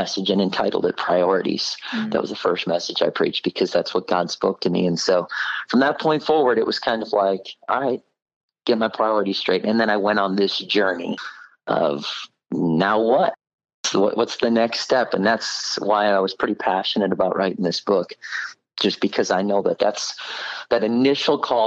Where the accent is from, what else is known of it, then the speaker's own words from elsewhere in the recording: Oak Creek, Wisconsin, United States; I was born and raised in Milwaukee, Wisconsin area, Oak Creek to be specific